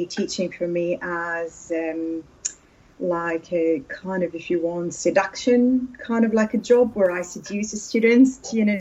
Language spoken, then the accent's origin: English; Syria; first language Arabic; English is a second language; now in Durham, United Kingdom; I'm originally from Syria, sweet Syria